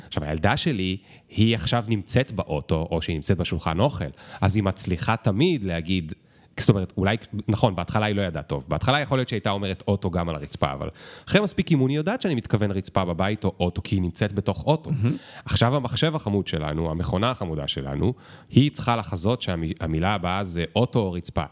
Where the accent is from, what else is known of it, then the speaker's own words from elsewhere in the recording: Israel; כי אני ישראלי